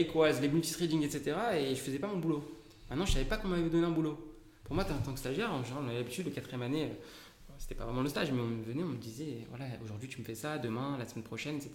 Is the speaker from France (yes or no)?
yes; Paris / Île-de-France, France; je suis parisien. enfin, D'accord. Plus grand à Paris, mais en Ile-de-France